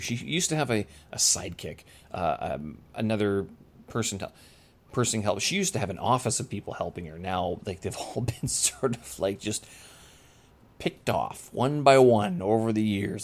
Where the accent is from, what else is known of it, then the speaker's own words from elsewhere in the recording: Winnipeg, Manitoba, Canada; moved away; my hometown, Winnipeg